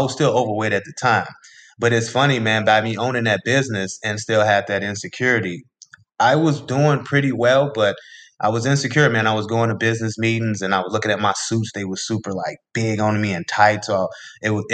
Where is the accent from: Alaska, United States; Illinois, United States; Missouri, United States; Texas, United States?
Illinois, United States; Chicago; I'm born and raised in Chicago, south side of Chicago